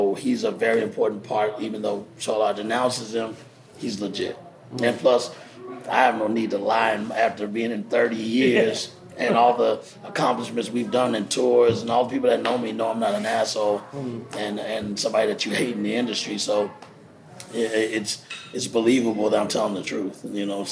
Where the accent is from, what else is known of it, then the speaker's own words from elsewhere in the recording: Texas, United States; now in New York, United States; I'm from Texas originally